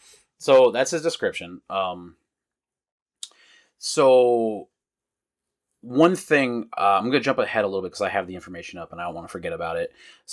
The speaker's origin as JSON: {"language": "English", "country": "United States", "said": "We're American."}